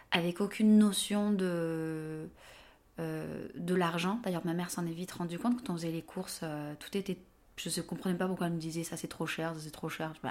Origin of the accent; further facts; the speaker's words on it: Avignon, Provence-Alpes-Côte d'Azur, France; now in Le Pré-Saint-Gervais, France; j'ai 36 ans, je suis originaire d'Avignon, dans le sud de la France. Euh, j'habite au Pré-Saint-Gervais, à côté de Paris.